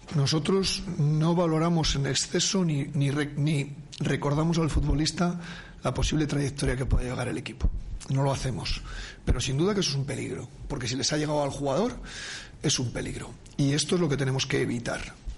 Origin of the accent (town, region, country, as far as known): Burgos province, Castile and León, Spain; born or raised there; moved away